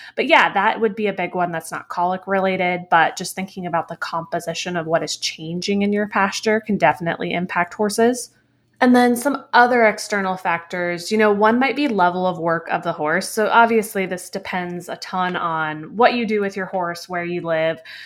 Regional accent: New England, United States; I grew up in New England

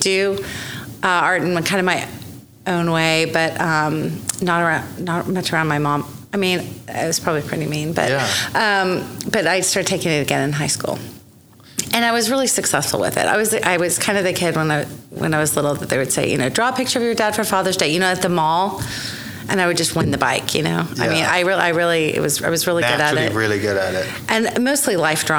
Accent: Oklahoma City, Oklahoma, United States; I was born here in Oklahoma City

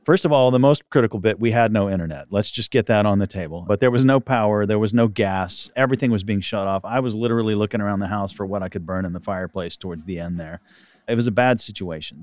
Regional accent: Texas, United States; I'm a Texan

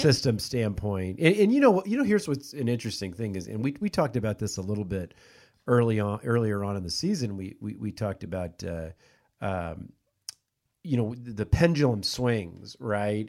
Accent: Kansas City, United States; moved away; I'm from Kansas City

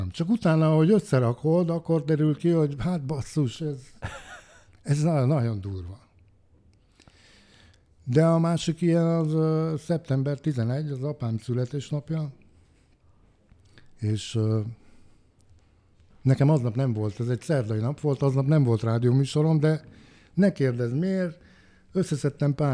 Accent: Hungary; hogy én Budapesten magyarként csináltam meg ezt a műsort

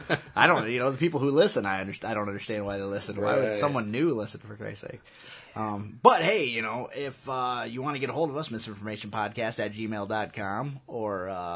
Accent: United States; I'm an American

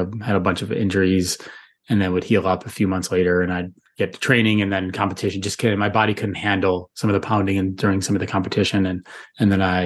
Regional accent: Buffalo, New York, United States; moved away as an adult; also born or lived in Florida; Growing up in Buffalo, we had the Buffalo Bills and the Buffalo Sabres

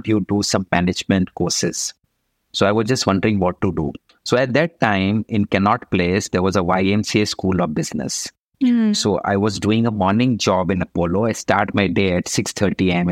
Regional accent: Roorkee, Uttarakhand, India; my schooling happened in Roorkee, Kent area, right from nursery till class 12

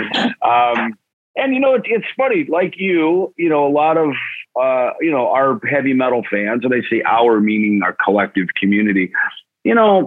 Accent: Jackson, Minnesota, United States; moved away; I grew up in the Midwest.

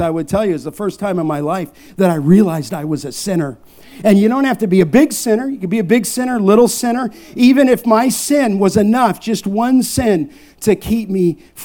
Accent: Los Angeles, California, United States; born or raised there

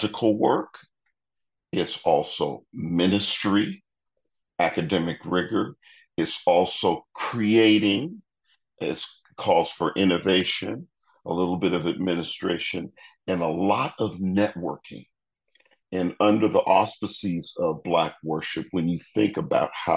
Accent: Detroit, Michigan, United States; moved away as an adult; also born or lived in Amherst, Massachusetts; now in Waco, United States; I grew up in Detroit.

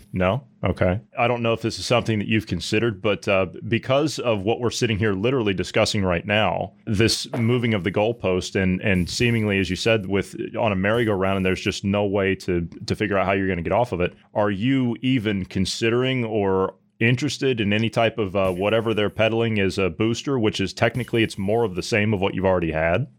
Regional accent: Ohio, United States; I come from Ohio

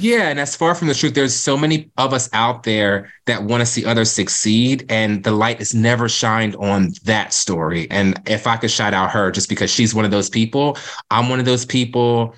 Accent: Cape May, New Jersey, United States; moved away as an adult; now in Philadelphia, United States; Growing up in Cape May, it's very historic

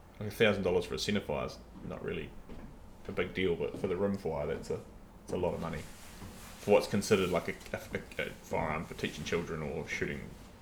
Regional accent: New Zealand; for us as Kiwi hunters and sportsmen

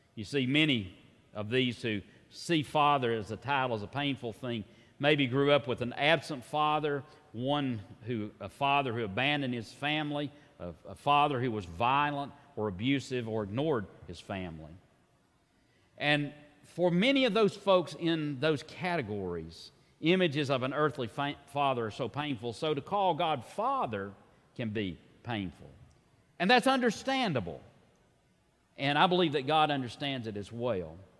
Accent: Tennessee, United States; like many Tennesseans

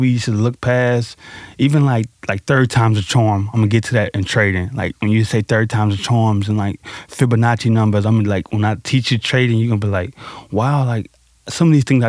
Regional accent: St. Louis, Missouri, United States; I grew up in Pond Line and North Side City, St. Louis, over by Fairground Parks.

